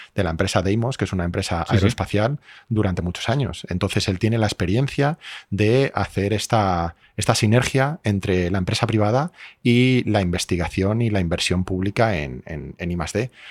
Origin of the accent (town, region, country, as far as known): Spain; also born or lived in Madrid